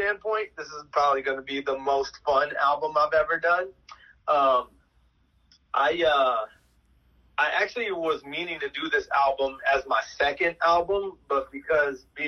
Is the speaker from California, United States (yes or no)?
no; Chicago, Illinois, United States; I'm from Chicago